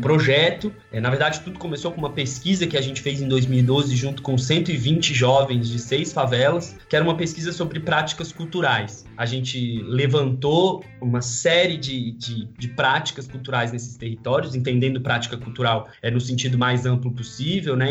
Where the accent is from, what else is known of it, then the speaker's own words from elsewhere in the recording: Ceilândia, Federal District, Brazil; moved away as an adult; also born or lived in Brazlândia / São Paulo; now in Rio de Janeiro, Brazil; eu vim do Distrito Federal, nasci e cresci numa cidade que chama Ceilândia até metade da infância. Depois eu fui para uma cidade chamada Braslândia